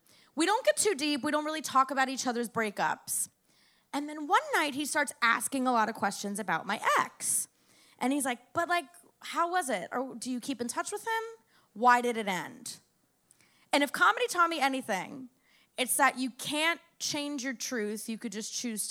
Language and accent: English; Miami, Florida, United States; I grew up in Miami